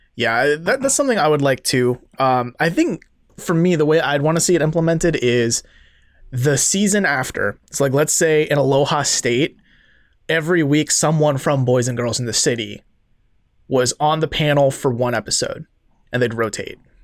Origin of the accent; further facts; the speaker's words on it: Seoul, South Korea; moved away; I didn't learn how to drive till I was twenty-one because I grew up in Seoul.